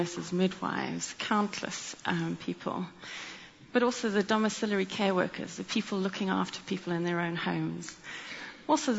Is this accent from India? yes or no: no; South Africa; moved away as an adult; also born or lived in Cape Town; now in London, United Kingdom; you may hear from my accent that I grew up in South Africa.